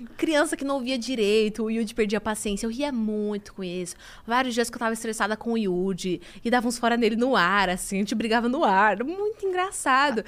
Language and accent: Portuguese; Itapecerica da Serra, São Paulo, Brazil; Eu sou de Tapicerica da Serra, Grande São Paulo